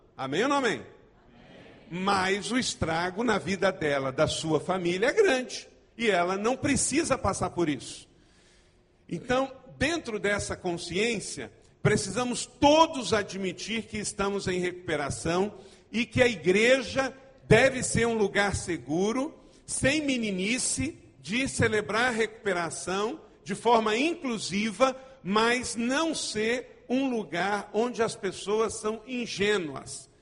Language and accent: Portuguese; Macaé, Rio de Janeiro, Brazil; also born or lived in Nova Iguaçu / Ijuí, Rio Grande do Sul; Eu sou nascido aqui no estado do Rio de Janeiro. Eu não sou carioca, mas eu sou fluminense.